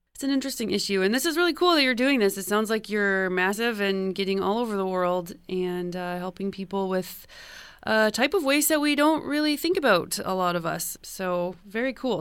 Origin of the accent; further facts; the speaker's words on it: Canada; as a Canadian